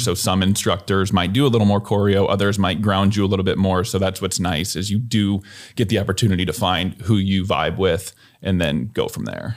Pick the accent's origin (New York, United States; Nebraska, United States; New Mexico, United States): Nebraska, United States; Columbus; also born or lived in Lincoln, Nebraska; now in Omaha, United States; I'm from Columbus, I went to Lincoln